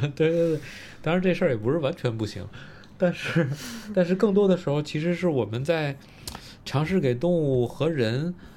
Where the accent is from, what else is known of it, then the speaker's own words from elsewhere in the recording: Beijing, China; 我其实是在北京出生长大的